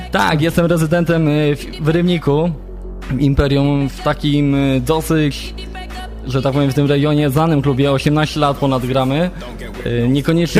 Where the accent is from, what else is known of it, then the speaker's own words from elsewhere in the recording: a small village near Gliwice, Silesian Voivodeship, Poland; now in Zabrze, Poland; Pochodzę z takiej małoludzkiej miejscowości, niedaleko Gliwic